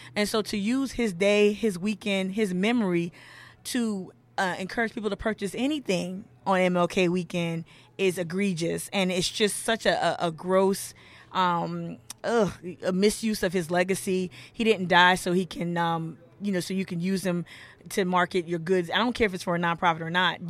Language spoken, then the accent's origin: English; Charleston, South Carolina, United States; my hometown favorite, Septima Clark